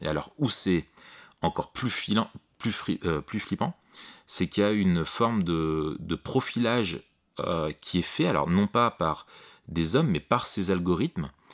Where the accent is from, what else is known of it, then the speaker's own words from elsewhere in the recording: France; chez nous en France